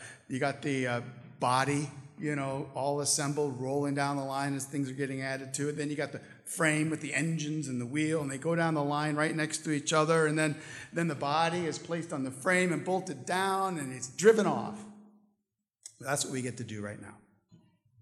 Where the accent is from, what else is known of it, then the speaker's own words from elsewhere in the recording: St. Louis, Missouri, United States; I'm from St. Louis